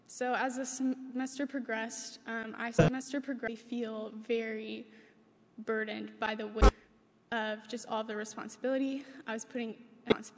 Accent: Nicholasville, Kentucky, United States; I'm from Nicholasville, Kentucky, and I grew up in a Christian home

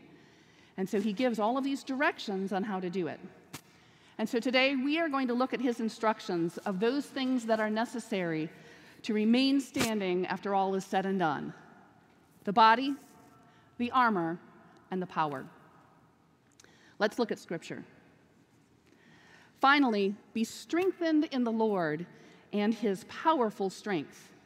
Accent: Minnesota, United States; moved away as an adult; also born or lived in Ohio; now in Wilmore, United States; Originally, I'm from Minnesota, but I've spent the last 16 years in Ohio.

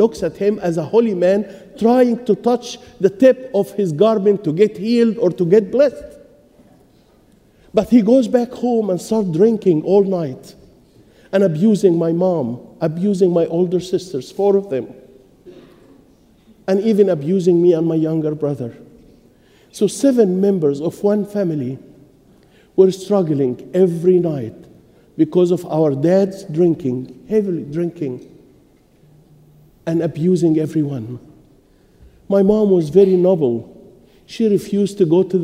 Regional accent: Egypt; moved away; I was born and raised in Egypt

